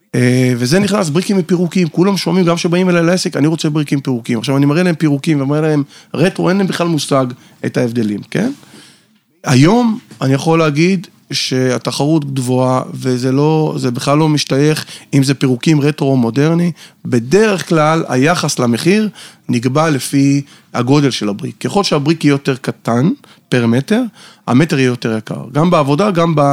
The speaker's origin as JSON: {"language": "Hebrew", "town": "Haifa", "region": "Haifa District", "country": "Israel", "moved": "as an adult", "lives_now": "Tel Aviv, Israel", "said": "במקור אני חיפאי, היום אני חי בתל אביב כבר שש שנים"}